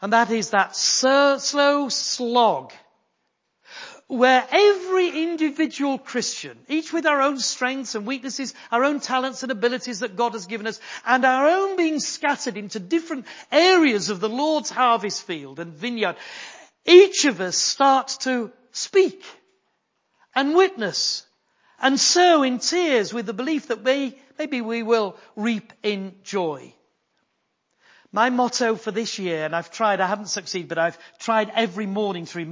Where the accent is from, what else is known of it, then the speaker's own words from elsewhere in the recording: Yorkshire and the Humber, United Kingdom; I am a Yorkshireman.